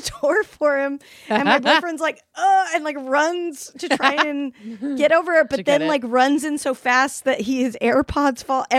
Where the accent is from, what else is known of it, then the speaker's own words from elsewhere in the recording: Salt Lake City, Utah, United States; now in Los Angeles, United States; I'm from Salt Lake City.